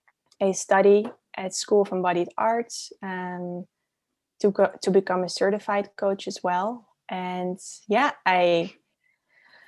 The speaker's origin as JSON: {"language": "English", "country": "Netherlands", "tie": "born or raised there", "also_born_or_lived": "Amsterdam", "accent": "Dutch", "moved": "yes", "said": "So I'm originally from the Netherlands. So that's where my accent is coming from"}